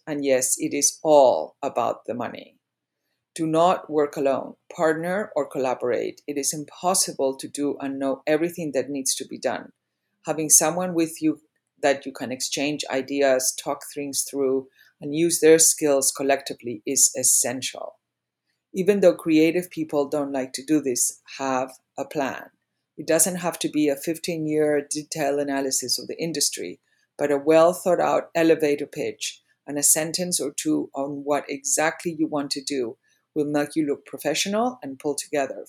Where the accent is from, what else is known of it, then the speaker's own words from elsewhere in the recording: Madrid, Community of Madrid, Spain; moved away as an adult; also born or lived in England / New York / Greenwich / Palm Beach; now in Charleston, United States; I was born and raised in Madrid, Spain. I went to boarding school in England for five years and then back to Madrid